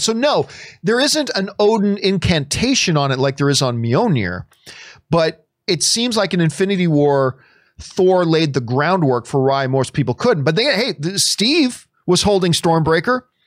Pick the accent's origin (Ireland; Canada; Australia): Canada; as a Canadian